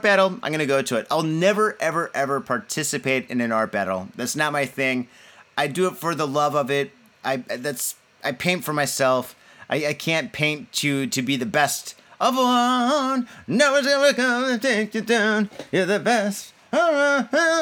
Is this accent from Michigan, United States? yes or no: yes; Michigan, United States; now in Japan; When you live in Michigan and you go on vacation, you go to Ohio